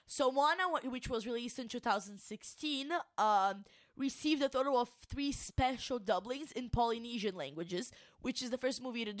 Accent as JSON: {"language": "English", "country": "Brazil", "first_language": "Portuguese", "second_language": "English", "said": "I'm Brazilian, my native language is Portuguese"}